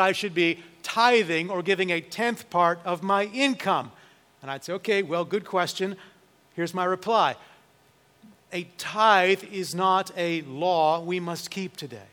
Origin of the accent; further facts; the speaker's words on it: United States; us as American Christians